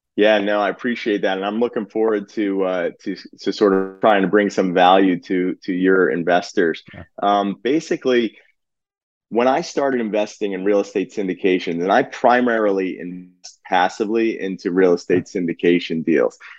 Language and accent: English; New Jersey, United States; also born or lived in Philadelphia area; born and bred in Jersey.